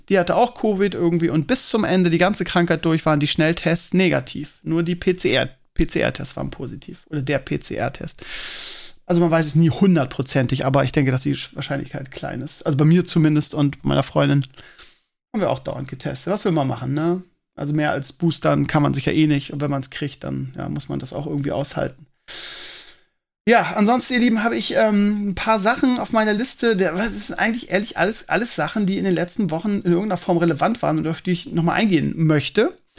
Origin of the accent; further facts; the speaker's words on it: Scheeßel, Lower Saxony, Germany; Und in meiner alten Heimat in Schesel auch.